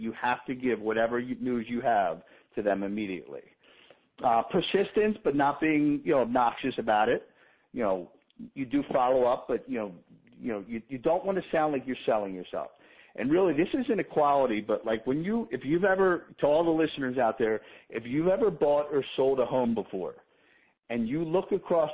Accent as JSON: {"language": "English", "town": "Baltimore", "region": "Maryland", "country": "United States", "tie": "born or raised there", "also_born_or_lived": "Boca Raton, Florida", "moved": "as an adult", "lives_now": "Florida, United States", "said": "a buddy I grew up with in Baltimore"}